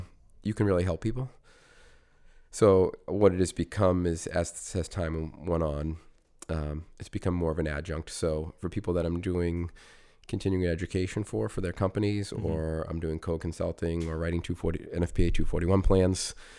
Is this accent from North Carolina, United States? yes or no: no; Foxborough, Massachusetts, United States; now in West Roxbury, United States; I grew up in Foxborough, Massachusetts.